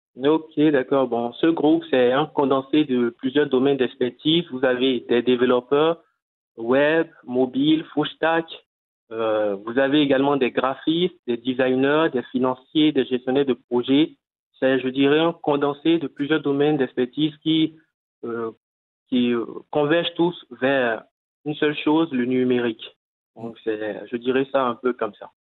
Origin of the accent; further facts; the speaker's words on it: Cotonou, Littoral, Benin; chez nous à Cotonou